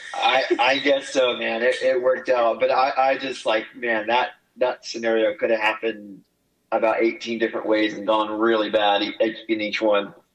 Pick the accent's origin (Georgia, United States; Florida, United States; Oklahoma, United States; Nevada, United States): Oklahoma, United States; growing up in Oklahoma because it was so windy all the time